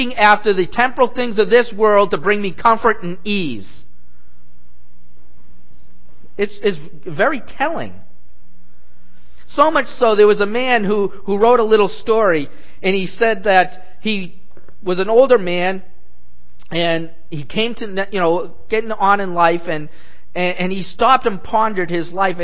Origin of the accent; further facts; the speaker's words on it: New England, United States; I grew up in New England